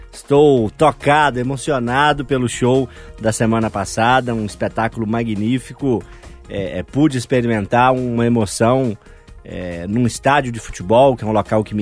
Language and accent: Portuguese; Minas Gerais, Brazil; born there; parte muito bonita para nós, nascidos aqui em Minas, orgulhosos que somos do nosso estado, né?